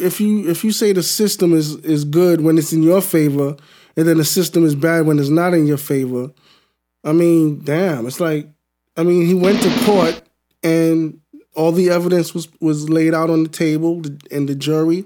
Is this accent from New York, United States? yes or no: yes; New York City, New York, United States; I'm from New York City.